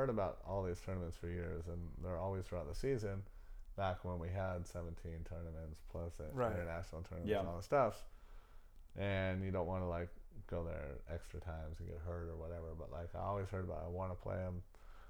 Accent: Redondo Beach, California, United States; also born or lived in Orange County; I'm in North Redondo. I was born and raised in North Redondo. I'm there now. I've been in North Redondo 85% of my life. Hermosa, a couple of years.

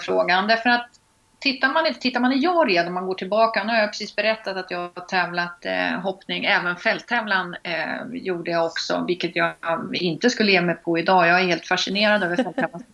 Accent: Linköping, Östergötland, Sweden; accent: östgötska; now in Stockholm, Sweden; jag är uppvuxen på gård utanför Linköping

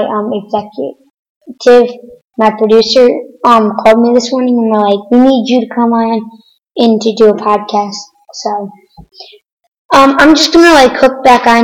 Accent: Connecticut, United States; I'm from Connecticut

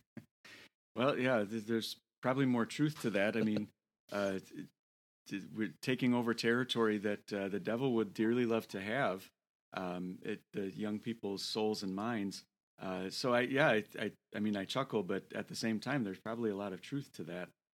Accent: Toledo, Ohio, United States; moved away; Toledo, Ohio. And uh, that is my hometown. I was born in Toledo

